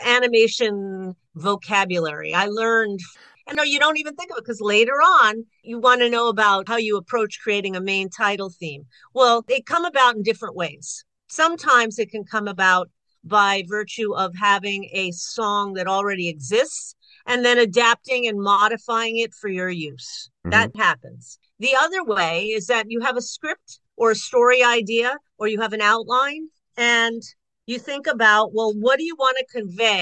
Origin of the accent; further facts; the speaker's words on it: Long Island, New York, United States; also born or lived in Burbank, California; now in California, United States; I went to school in Burbank, California. I grew up in Long Island, New York, and I came back out to California again